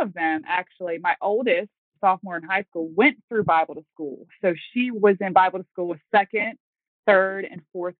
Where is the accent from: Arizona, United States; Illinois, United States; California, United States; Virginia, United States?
Virginia, United States; also born or lived in North Carolina; now in Manheim, United States; I am originally from Virginia